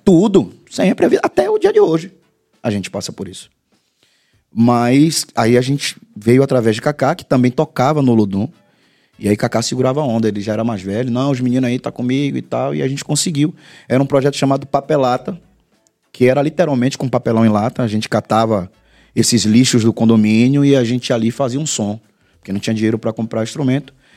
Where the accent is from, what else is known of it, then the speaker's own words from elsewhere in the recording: Salvador, Bahia, Brazil; eu sou do bairro de Pernambués